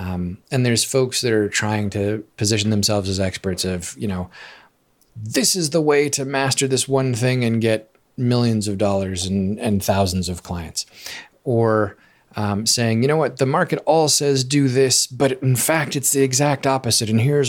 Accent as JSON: {"language": "English", "region": "Alaska", "country": "United States", "tie": "born or raised there", "said": "I grew up in Alaska, and in Alaska, we do a lot of fishing."}